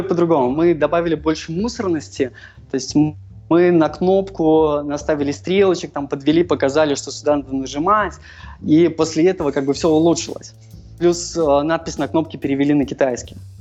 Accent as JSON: {"language": "Russian", "region": "Minsk", "country": "Belarus", "said": "Я сам из Минска"}